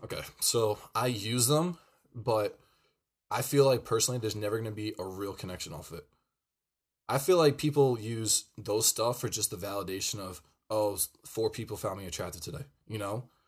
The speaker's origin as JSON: {"language": "English", "town": "Pearl River", "region": "New York", "country": "United States", "tie": "born or raised there", "said": "we were in Pearl River, New York. Shout out to my hometown"}